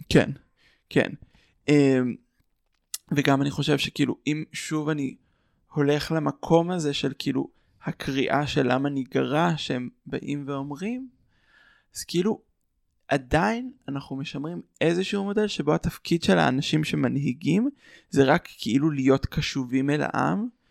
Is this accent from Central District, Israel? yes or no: yes; Ra'anana, Central District, Israel; אני מרעננה, התפעלנו בקהילה